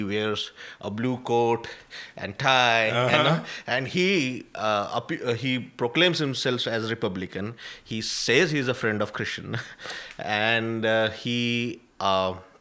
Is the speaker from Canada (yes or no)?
no; Nagpur, Maharashtra, India; moved away; My hometown is Nagpur, and it's like right in the center of India